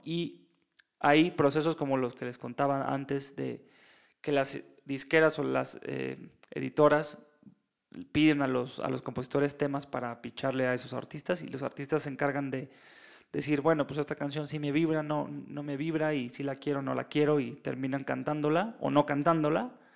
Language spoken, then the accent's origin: Spanish; Mexico; yo soy mexicano